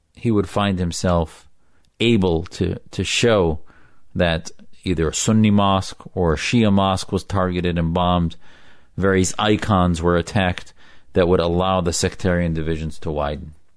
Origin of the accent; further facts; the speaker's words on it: United States; Your faithful American Muslim, American patriot